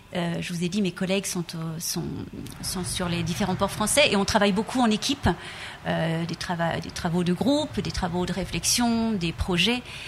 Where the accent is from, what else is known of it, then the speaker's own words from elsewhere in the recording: Brittany, France; je viens de Bretagne